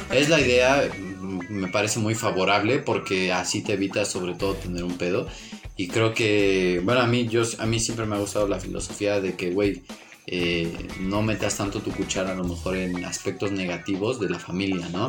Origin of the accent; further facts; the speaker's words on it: Mexico; nosotros aquí en México